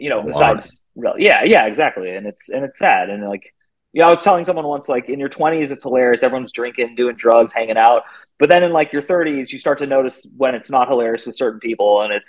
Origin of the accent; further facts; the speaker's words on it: California, United States; now in Phoenix, United States; I currently live in Phoenix, Arizona. I'm from the Bay Area of California, but I've lived all over the country. I've lived in 9 or 10 states now, and I've even lived in other countries.